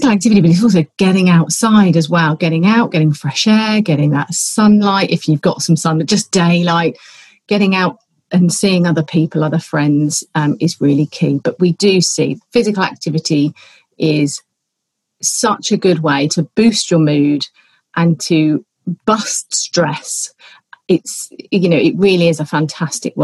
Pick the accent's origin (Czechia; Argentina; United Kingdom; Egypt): United Kingdom; Colchester, East of England; now in Somerset, United Kingdom; My great-granddad opened a bike shop in my hometown of Colchester